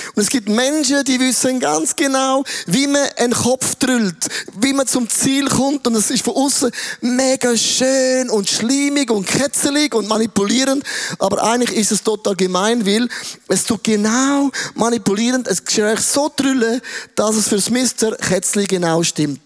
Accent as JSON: {"language": "German", "country": "Switzerland", "said": "ich bin ein Schweizer"}